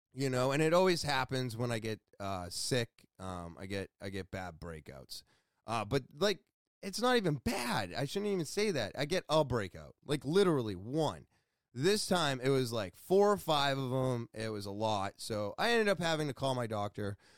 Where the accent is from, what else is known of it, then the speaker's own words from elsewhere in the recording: Beverly, Massachusetts, United States; I was born in Beverly, Massachusetts.